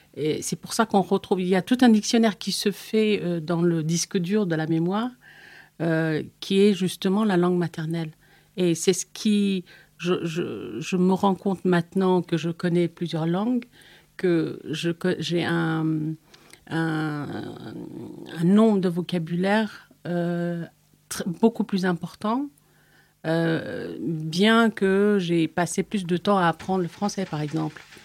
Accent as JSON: {"language": "French", "country": "Eritrea", "moved": "yes", "said": "je viens de l'Afrique de l'Est, euh, de l'Érythrée précisément"}